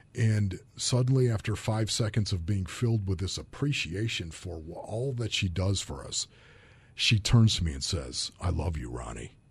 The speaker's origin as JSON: {"language": "English", "town": "Orchard Park", "region": "New York", "country": "United States", "tie": "born or raised there", "moved": "yes", "said": "I grew up in Orchard Park, New York"}